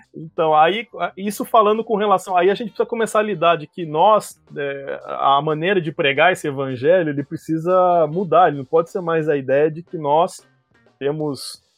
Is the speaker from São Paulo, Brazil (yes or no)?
no; Curitiba, Paraná, Brazil; eu sou aqui de Curitiba